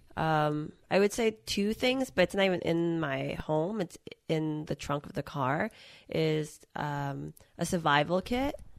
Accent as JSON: {"language": "English", "region": "Massachusetts", "country": "United States", "said": "I'm from Massachusetts"}